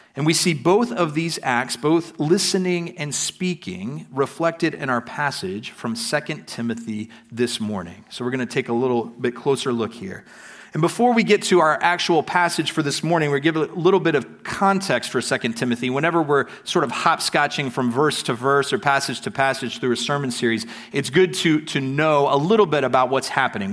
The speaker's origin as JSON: {"language": "English", "country": "United States", "moved": "yes", "lives_now": "Prague, Czech Republic", "said": "coming to Prague as an American"}